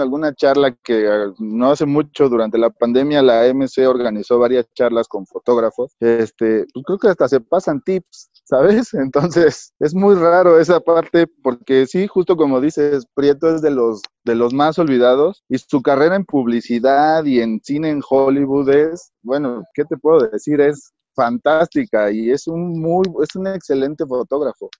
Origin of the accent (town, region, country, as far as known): Mexico